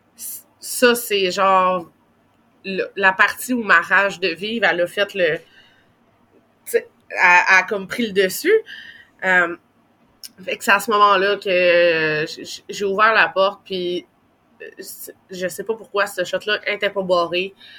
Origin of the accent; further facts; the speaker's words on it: Gatineau, Quebec, Canada; on était à Gatineau, dans ma ville natale